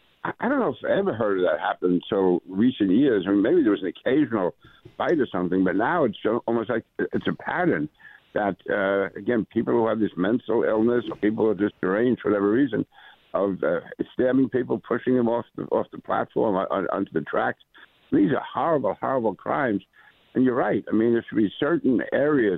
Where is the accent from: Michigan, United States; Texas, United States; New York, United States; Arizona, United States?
New York, United States; New York City; I grew up in Queens, went to a high school in Brooklyn